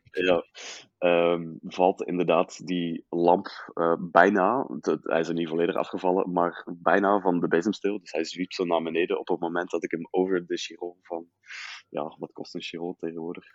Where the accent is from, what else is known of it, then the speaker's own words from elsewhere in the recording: Riemst, Flanders, Belgium; also born or lived in Utrecht, Netherlands / Leuven / Brussels; now in Ghent, Belgium; geboren in Utrecht, dan vier jaar in Nederland, inderdaad. Eh, vervolgens Belgisch Limburg in Riemst.